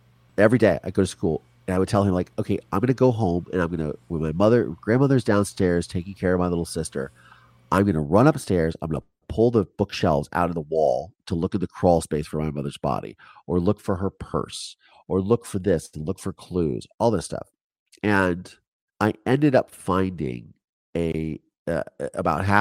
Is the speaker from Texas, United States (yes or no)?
no; Virginia, United States; moved away; Because I grew up in Virginia when I lived there. I grew up in the Chesapeake Bay